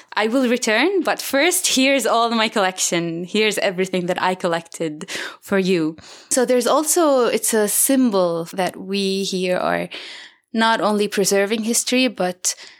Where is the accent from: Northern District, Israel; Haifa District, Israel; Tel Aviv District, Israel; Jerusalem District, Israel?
Jerusalem District, Israel; Jerusalem; I'm from Jerusalem, from Beit Safafa.